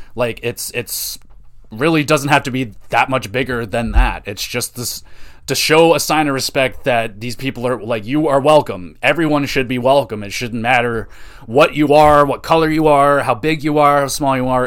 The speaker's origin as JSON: {"language": "English", "town": "Oshawa", "region": "Ontario", "country": "Canada", "tie": "born or raised there", "said": "I grew up in Oshawa."}